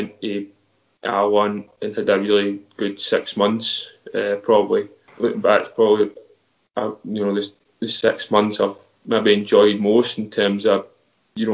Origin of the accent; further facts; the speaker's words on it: Scotland, United Kingdom; growing up in Scotland